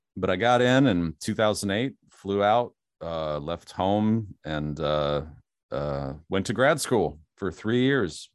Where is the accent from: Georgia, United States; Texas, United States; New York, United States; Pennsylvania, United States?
Pennsylvania, United States; Steelers country; moved away; I grew up in Steelers country